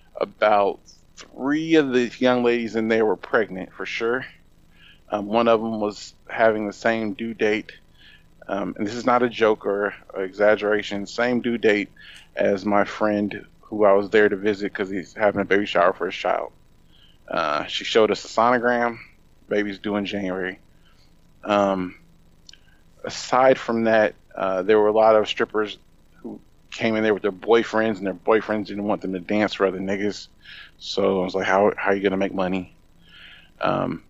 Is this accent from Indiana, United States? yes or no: yes; Indianapolis, Indiana, United States; my hometown of Indianapolis, Indiana